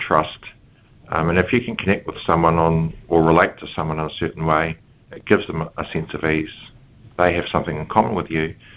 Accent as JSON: {"language": "English", "town": "Matapouri", "region": "Northland", "country": "New Zealand", "tie": "born or raised there", "said": "I was brought up in the North Island in a place called Matapori Bay, which is a little coastal community"}